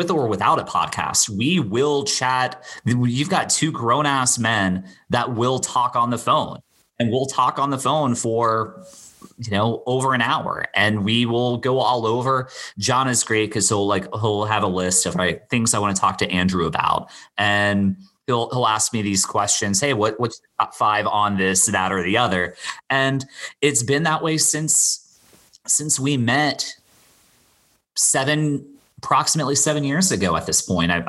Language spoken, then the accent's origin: English; Bermuda; also born or lived in Florida, United States; all three of those take me back to a very specific time growing up in Bermuda, you know, and I've spent I probably spent the same amount or close to the same amount of time in Bermuda as I did Florida.